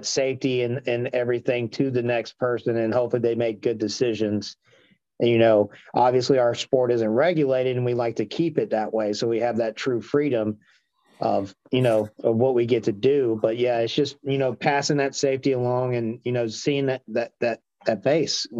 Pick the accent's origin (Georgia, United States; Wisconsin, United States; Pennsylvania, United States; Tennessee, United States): Georgia, United States; Marietta; I'm from Cobb County originally. So I grew up around like Marietta, Kennesaw area.